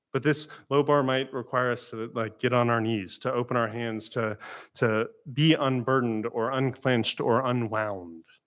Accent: Florida, United States; I'm from Florida

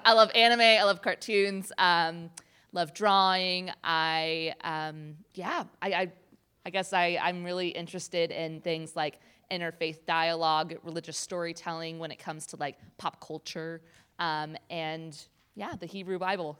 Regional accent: Olathe, Kansas, United States; moved away as an adult; now in Durham, United States; I am from Kansas City, Kansas, specifically Olathe, Kansas, which is a suburb

